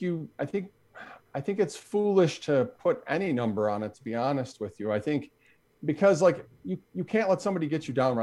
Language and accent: English; Buffalo, New York, United States; I'm from Buffalo